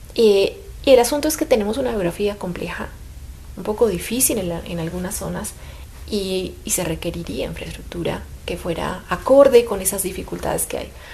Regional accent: Colombia; lo digo como colombiana

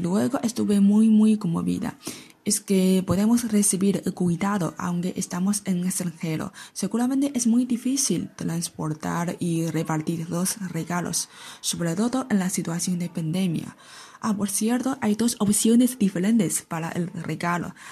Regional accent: China; los chinos que se encuentran en todo el mundo celebramos la fiesta de la primavera

